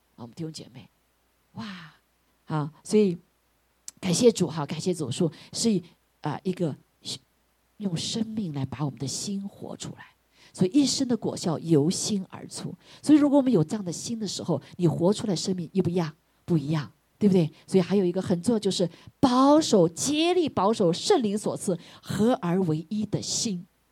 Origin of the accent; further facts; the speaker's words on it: China; 我们中国人